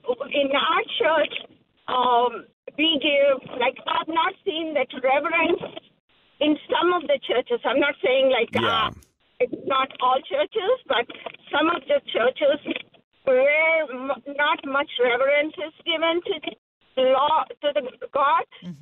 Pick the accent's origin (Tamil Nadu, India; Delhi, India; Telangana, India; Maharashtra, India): Telangana, India; Hyderabad; now in Chicago, United States; I'm from India, Hyderabad.